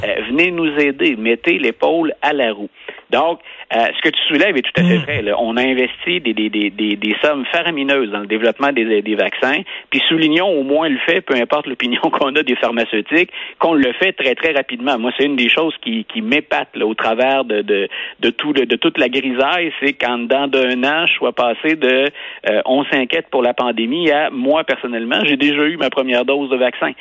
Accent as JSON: {"language": "French", "country": "Canada", "said": "chez nous au Canada"}